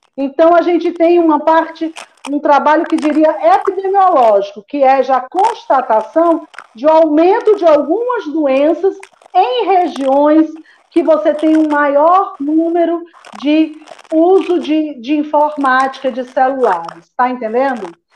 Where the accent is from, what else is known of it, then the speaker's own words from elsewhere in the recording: Fortaleza, Ceará, Brazil; moved away as an adult; also born or lived in Ribeirão Preto / São Paulo; se eu ficava em São Paulo ou se eu voltava para Fortaleza, porque eu sou cearense